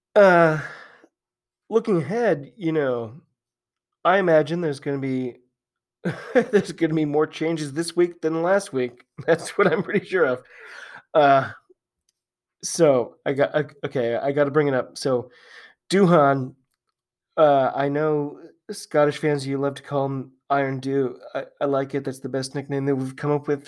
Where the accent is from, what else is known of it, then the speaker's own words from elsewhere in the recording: United States; I'm an American